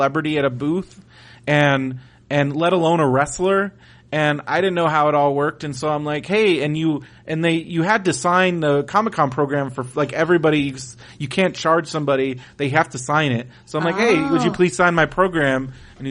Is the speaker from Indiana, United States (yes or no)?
no; San Diego, California, United States; I'm from San Diego